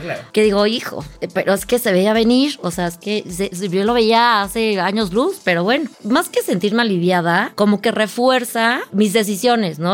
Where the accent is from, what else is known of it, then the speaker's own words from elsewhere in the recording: Cuernavaca, Morelos, Mexico; moved away as an adult; now in Mexico City, Mexico; yo nací en México, crecí en Cuernavaca